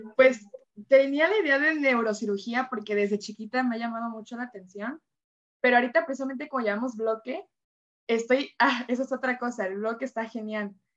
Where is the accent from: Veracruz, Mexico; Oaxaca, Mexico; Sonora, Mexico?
Veracruz, Mexico; now in Villahermosa, Mexico; yo soy de Veracruz y cuando me vine a Villahermosa